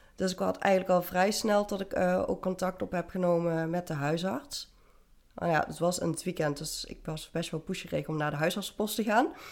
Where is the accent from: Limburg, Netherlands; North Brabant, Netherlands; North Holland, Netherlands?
Limburg, Netherlands; Venlo; ik ben op dit moment 32 en ik kom uit Venlo